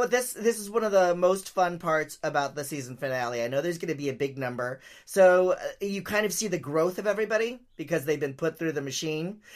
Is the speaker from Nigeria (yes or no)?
no; San Francisco, California, United States; I grew up in San Francisco, uh, you know, in the seventies and eighties